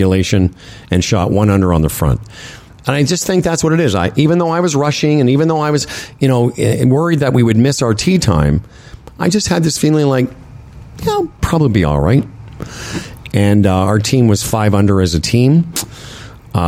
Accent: Moose Jaw, Saskatchewan, Canada; moved away; when I grew up in Moose Jaw

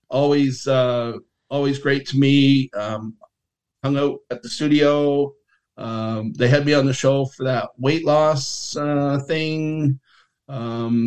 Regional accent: Leith, Scotland, United Kingdom; moved away; Leaf, where I was born in Scotland

